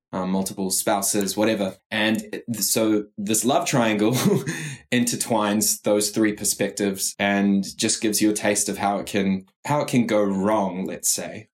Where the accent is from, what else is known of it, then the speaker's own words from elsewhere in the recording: New Zealand; I'm Kiwi